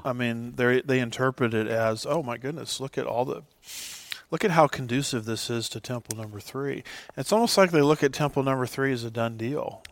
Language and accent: English; United States; I'm an American